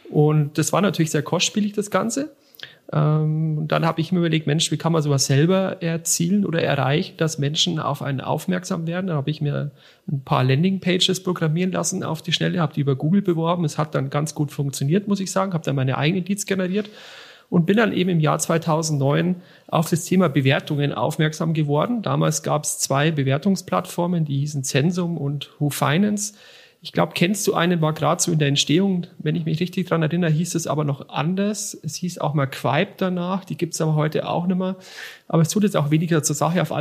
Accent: Bavaria, Germany; born there; Komme gebürtig aus der Region von Ingolstadt und habe dort mal eine Sparkasse, äh, eine Lehre zum Bankkaufmann gemacht bei der Sparkasse Ingolstadt-Eichstätt

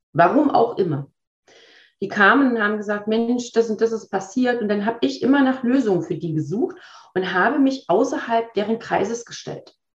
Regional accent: Berlin, Germany; also born or lived in Sweden; now in Waldlaubersheim, Germany; Gebürtig aus Berlin, teilweise in Schweden groß geworden und auch dort gelebt

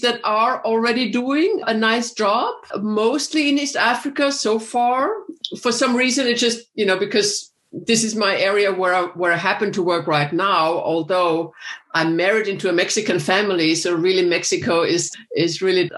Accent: Vienna, Austria; moved away as an adult; also born or lived in Texas / Hawaii / Chicago; I'm from Vienna, Austria originally, but I've lived many years in the States

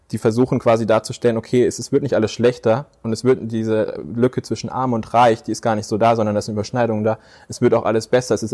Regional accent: Herdecke, North Rhine-Westphalia, Germany; born there; also born or lived in Dortmund / Plettenberg / Aschaffenburg; Ich bin in Herdecke in Nordrhein-Westfalen geboren, dann sind wir mal nach Dortmund gezogen, dann sind wir nach ähm, äh, Plettenberg, Hering, Kerstenhausen, Hühnfeld, ähm, Mansbach zwischenzeitlich.

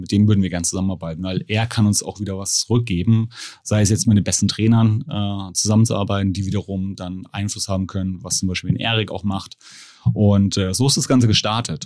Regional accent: Germany; ich sehe mich nur rein als Deutscher

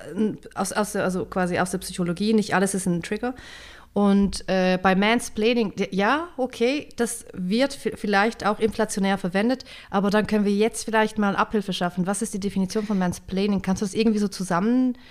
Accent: St. Gallen, Switzerland; St. Gallen, das ist der Ort, wo ich herkomme, das ist mein Hometown sozusagen, mein Home-Kanton

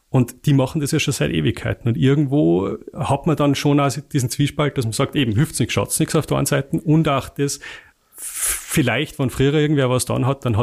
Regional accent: Salzburg, Austria; also bei uns, ich komme komm aus dem Pinzgau, da sagt man, äh, hüft's nix, schaut's nix.

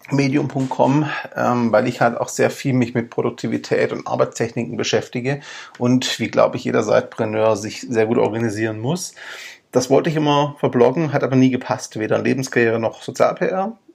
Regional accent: Stuttgart, Baden-Württemberg, Germany; born there; accent: Swabian; bin aber ursprünglich gebürtiger Stuttgarter und Schwabe. Das heißt, wenn es ab und zu schwäbelt, bitte ich mir das nachzusehen. Ich bemühe mich um Hochdeutsch.

